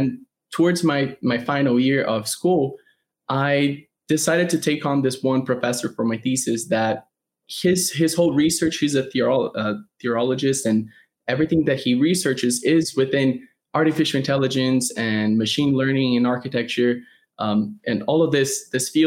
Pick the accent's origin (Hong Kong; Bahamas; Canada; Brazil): Brazil; moved away as an adult; now in United States; I'm originally from Brazil. I grew up my whole life there.